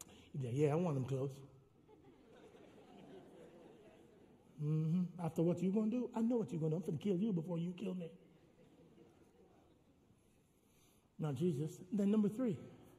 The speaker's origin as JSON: {"language": "English", "country": "Jamaica", "said": "I'm Jamaican"}